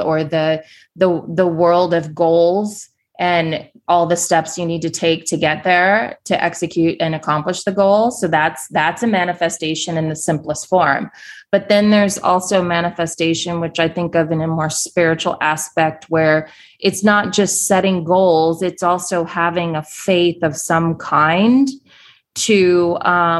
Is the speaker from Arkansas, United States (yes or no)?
no; Kansas City, Missouri, United States; moved away as an adult; also born or lived in New York City; left my hometown of Kansas City, Missouri, moved to New York City with my then husband. This was 15 years ago